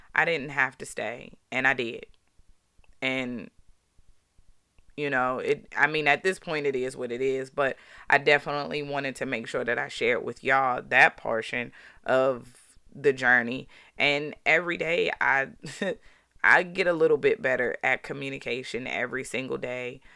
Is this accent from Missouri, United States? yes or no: no; Baltimore, Maryland, United States; growing up in Baltimore